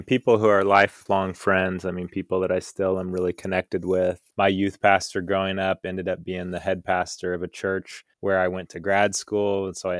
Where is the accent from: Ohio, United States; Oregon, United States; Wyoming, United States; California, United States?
California, United States; Folsom; Growing up, I grew up in Northern California in near Sacramento in a town called Folsom, and I had three brothers.